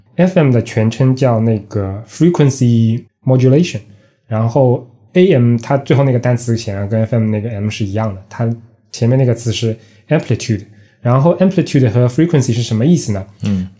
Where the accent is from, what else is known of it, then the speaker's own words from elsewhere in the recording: China; 我们中国人